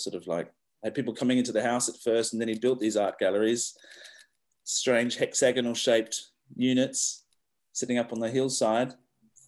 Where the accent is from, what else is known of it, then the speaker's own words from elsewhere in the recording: Western Australia, Australia; I grew up here in Western Australia in the hills